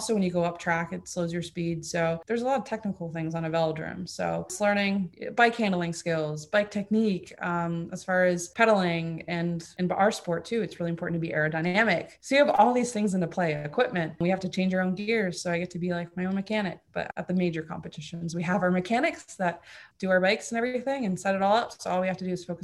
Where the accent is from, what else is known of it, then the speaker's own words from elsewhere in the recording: Fort Lauderdale, Florida, United States; first language German; English is a second language; also born or lived in Mannheim, Germany; I was born in Mannheim, Germany. My dad is German. My mom is actually American. And I lived there until I was six. And it was actually my first language. And then we went over to Fort Lauderdale, Florida